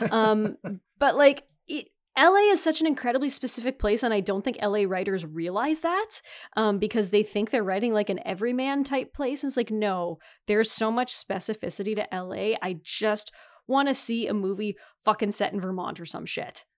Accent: Northern Ontario, Canada; I'm from Northern Ontario

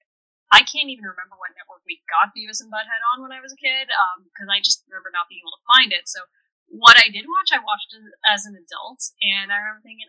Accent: Canada; both of us being Canadian

